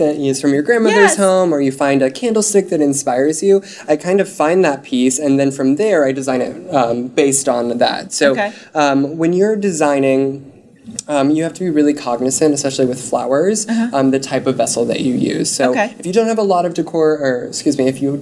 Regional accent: Wyoming, United States; I'm from Wyoming

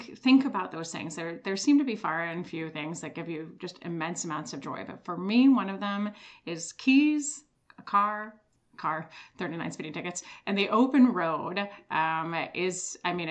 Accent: Switzerland; moved away; I am originally from Switzerland

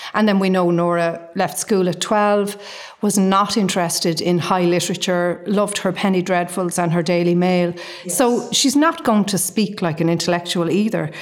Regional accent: Dublin, Leinster, Ireland; now in Galway, Ireland; I live in Galway. I'm from Dublin.

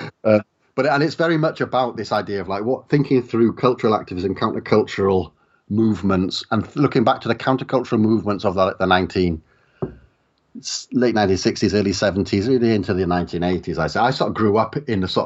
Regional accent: South Wales valleys, United Kingdom; I grew up in the South Wales valleys

